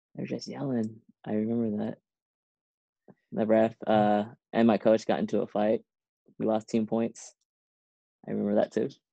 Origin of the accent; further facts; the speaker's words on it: Seaside, California, United States; moved away as an adult; also born or lived in Irvine, California / Boston; growing up in Seaside, we lived by the beach, we lived by Monterey Bay.